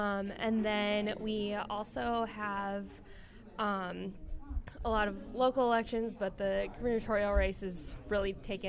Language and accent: English; Anchorage, Alaska, United States; moved away; I'm from Anchorage, Alaska.